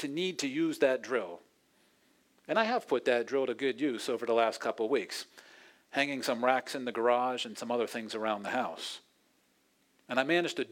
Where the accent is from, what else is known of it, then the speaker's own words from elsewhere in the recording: Pittsburgh, Pennsylvania, United States; Pittsburgh, where I'm from